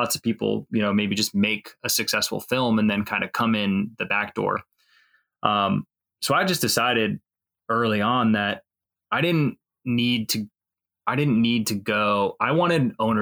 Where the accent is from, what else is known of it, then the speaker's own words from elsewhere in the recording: Northwest Indiana, United States; I've Never lived anywhere else besides Indiana. So I'm from Northwest Indiana originally, kind of up near Chicago area.